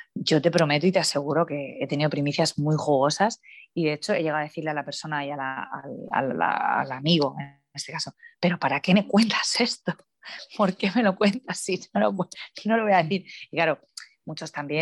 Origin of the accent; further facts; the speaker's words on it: Cartagena, Region of Murcia, Spain; es verdad que yo nací allí, soy cartagenera